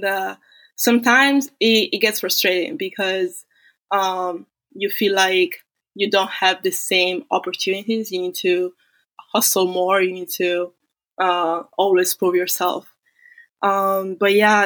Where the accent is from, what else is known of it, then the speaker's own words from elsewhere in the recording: Italy; moved away as an adult; also born or lived in Florida State University; now in United States; I was born in Italy, but my parents are Nigerian, so I'm a Black Italian